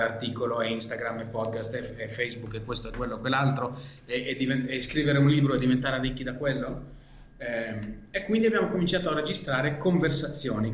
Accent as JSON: {"language": "Italian", "country": "Israel", "tie": "born or raised there", "first_language": "Hebrew", "second_language": "Italian", "moved": "as an adult", "lives_now": "Italy", "said": "Io sono nato e cresciuto in Israele"}